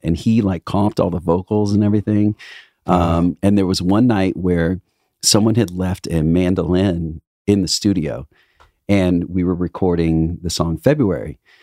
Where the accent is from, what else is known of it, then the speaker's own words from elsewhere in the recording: Indiana, United States; now in Los Angeles, United States; I come from Midwest